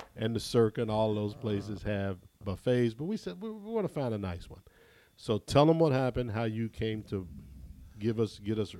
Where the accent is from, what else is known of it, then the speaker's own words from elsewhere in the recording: Ohio, United States; I'm from Ohio